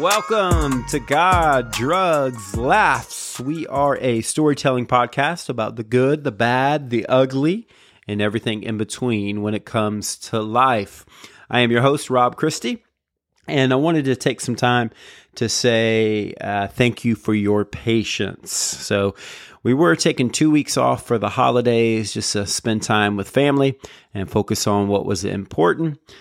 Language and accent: English; Jacksonville, Florida, United States; also born or lived in Raleigh, North Carolina; I'm from Jacksonville